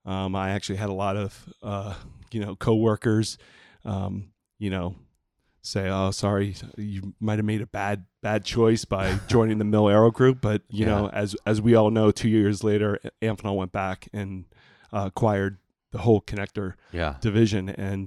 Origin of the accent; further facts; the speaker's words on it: New Hampshire, United States; also born or lived in Lowell, Massachusetts / Chelmsford, Massachusetts / Puerto Rico; And me and my brother, we grew up there for 5 years. And then we got transferred back to New Hampshire, which I've been, you know, a New Hampshire native